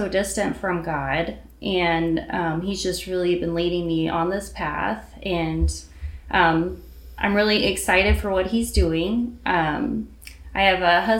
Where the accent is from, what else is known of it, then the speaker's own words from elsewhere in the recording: Independence, Missouri, United States; I'm from the Independence area. I've lived here my whole life, and just really grew up in the RLDS church culture